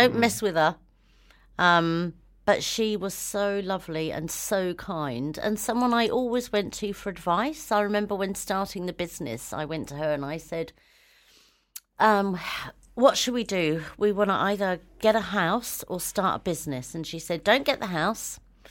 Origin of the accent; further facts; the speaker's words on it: New Zealand; born there; I've always thought myself as a Kiwi because I was born here.